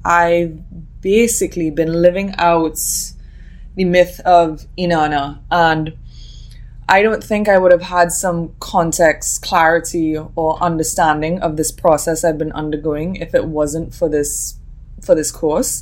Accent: Trinidad & Tobago; I'm from Trinidad and Tobago.

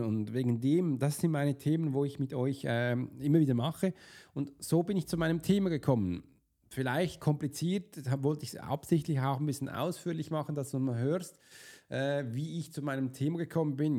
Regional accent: Basel, Basel-Stadt, Switzerland; kam ein bisschen zu spät als Basler

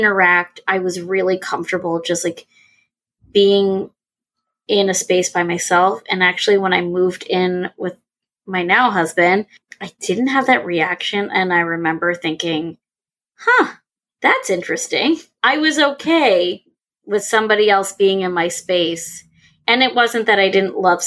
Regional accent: New York, United States; moved away; also born or lived in Indiana; I'm from New York. We went to school in Indiana.

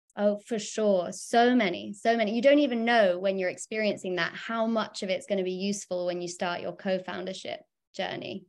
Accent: United Kingdom; I, I'm, I'm a Brit.

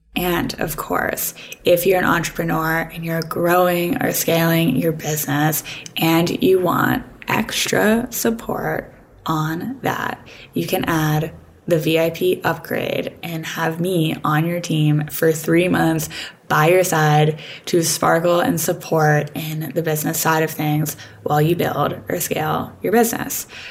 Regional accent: Pittsburgh, Pennsylvania, United States; also born or lived in Vermont; now in Los Angeles, United States; I'm from Pittsburgh, but I used to live in Vermont

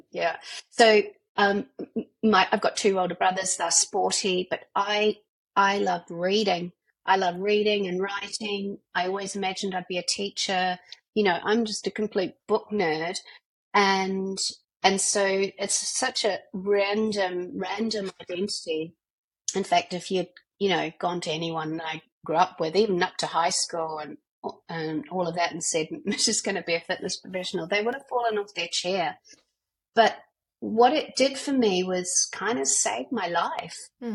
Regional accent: New Zealand; moved away as an adult; also born or lived in London, United Kingdom; now in Melbourne, Australia; I'm a Kiwi, but I didn't quite want to move back to New Zealand

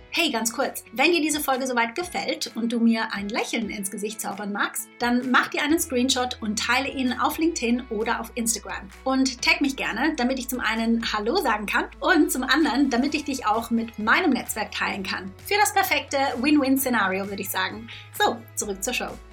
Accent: Konstanz, Baden-Württemberg, Germany; Konstanz ist ja wirklich da, wo ich aufgewachsen bin

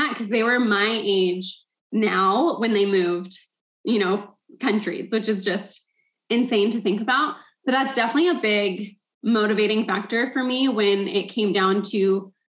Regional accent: United States; I was born in the States

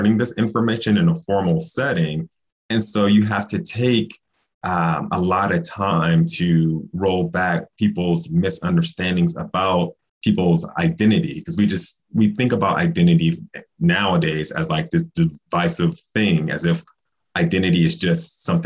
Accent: Las Vegas, Nevada, United States; I am a Black guy born and raised in Las Vegas, Nevada

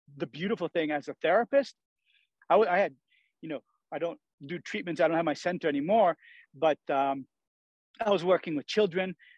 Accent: Maine, United States; also born or lived in Sweden / Italy; now in Truckee, United States; I'm originally from Maine and have spent the last 34 years in Europe, 18 in Sweden, 16 in Italy.

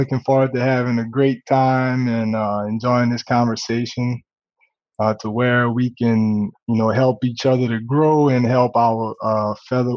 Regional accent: Gramercy, Louisiana, United States; Gramercy is a very, very small town. I think when I was growing up, it was probably population 2,000-3,000

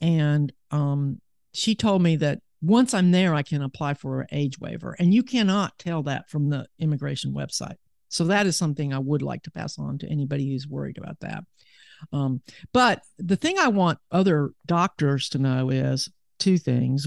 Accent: Huntsville, Alabama, United States; also born or lived in Seattle, Washington / Birmingham, Alabama; I was born in Seattle, in Washington, but I moved to Alabama back in nineteen sixty-four

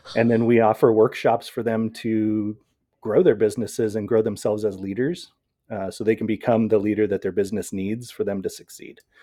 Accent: Seattle, Washington, United States; also born or lived in Puyallup; I come from the Pacific Northwest in the Seattle area

